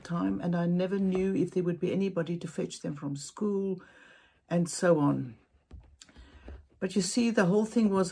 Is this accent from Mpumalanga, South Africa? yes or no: no; Cape Town, Western Cape, South Africa; I'm from Cape Town, South Africa